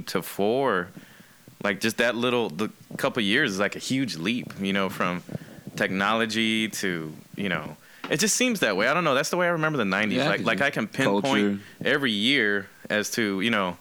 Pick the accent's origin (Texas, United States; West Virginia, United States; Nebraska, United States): Texas, United States; Austin; I'm from Austin